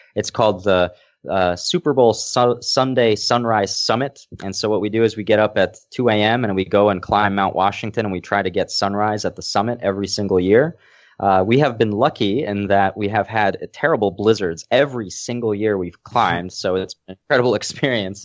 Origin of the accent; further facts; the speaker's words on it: Lesser Poland, Poland; I was born in Poland, and I, I think I mentioned it before that, uh, the place I'm staying at right now is a village that is seven hundred years old, and my family was one of the three families that established this village.